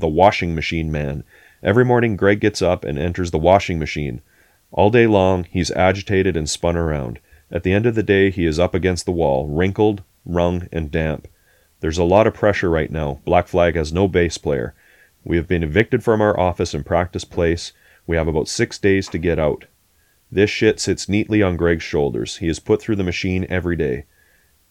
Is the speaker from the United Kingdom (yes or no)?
no; Canada; we're Canadian